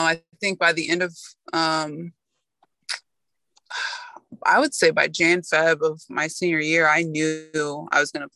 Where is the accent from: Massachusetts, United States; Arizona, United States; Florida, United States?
Florida, United States; moved away as an adult; also born or lived in New York; I'm from Florida. I went to New York. I had never lived away from home